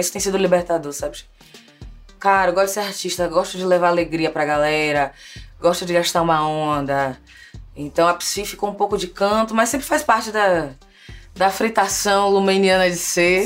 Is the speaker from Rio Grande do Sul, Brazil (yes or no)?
no; Salvador, Bahia, Brazil; moved away as an adult; also born or lived in Rio de Janeiro, Brazil; now in São Paulo, Brazil; eu saí de Salvador no corre mesmo, no corre profissional, acadêmico, fiz o mestrado, fiz após a residência, tudo em território carioca